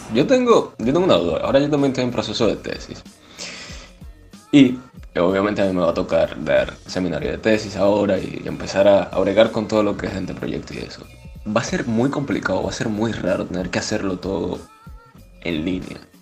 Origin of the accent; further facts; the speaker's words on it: Cuba; moved away; Yo soy de Cuba